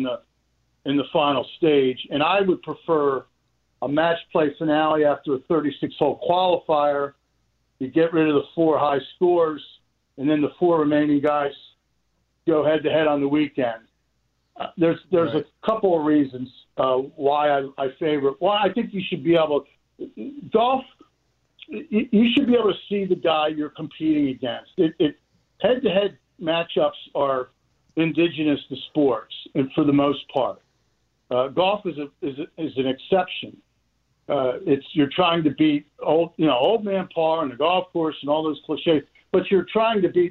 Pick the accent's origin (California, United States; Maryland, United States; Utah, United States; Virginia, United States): Maryland, United States; Baltimore; I grew up in Baltimore.